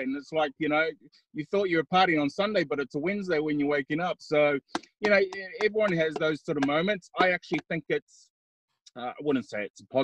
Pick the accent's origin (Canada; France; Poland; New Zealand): New Zealand; Auckland; born or raised there